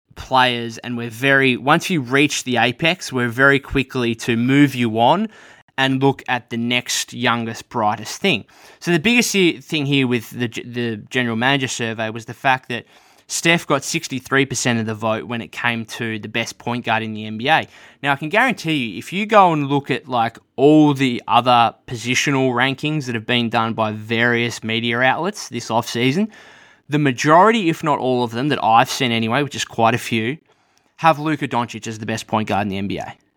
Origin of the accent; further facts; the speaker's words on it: Australia; being an Australian